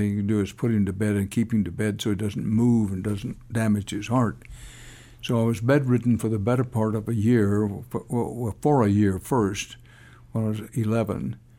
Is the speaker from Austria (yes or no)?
no; Houston, Texas, United States; I grew up in Houston